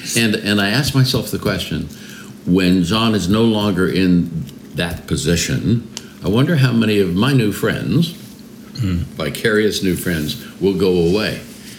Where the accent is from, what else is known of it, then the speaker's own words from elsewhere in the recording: Oakland, California, United States; moved away; also born or lived in Washington, D.C.; I'm a kid from East Oakland, California. You know, I didn't grow up in that environment or anything.